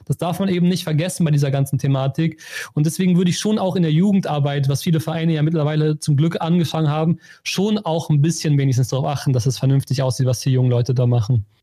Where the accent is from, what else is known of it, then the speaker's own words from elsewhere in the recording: Germany; als Deutsche